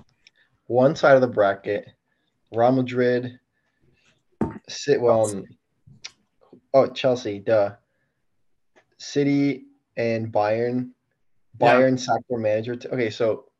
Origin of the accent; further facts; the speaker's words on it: Peru; I'm an AC Milan fan from Peru.